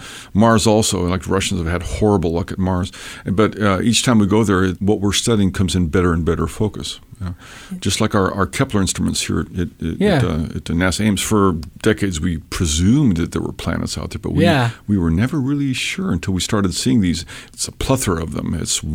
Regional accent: Ecuador; also born or lived in Peru / Washington State, United States; Basically, I'm from Washington State. {S0} Okay. {S1} But I was raised in South America, in Ecuador and Peru. My folks were in the Foreign Service.

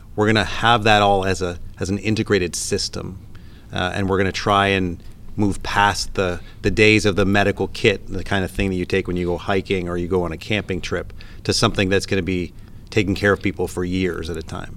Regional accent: Canada; moved away; if my accent hasn't given me away yet, I'm originally from Canada

